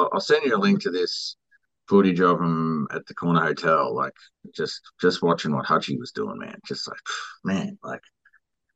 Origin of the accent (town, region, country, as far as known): Australia; born or raised there